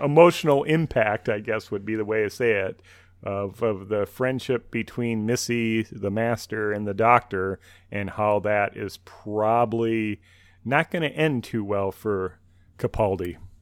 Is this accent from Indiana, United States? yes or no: no; Minnesota, United States; accent: Minnesotan; I have the great Minnesotan accent